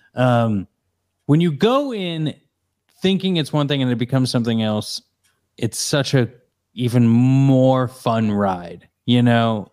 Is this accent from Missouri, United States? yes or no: yes; Missouri, United States; I grew up in Missouri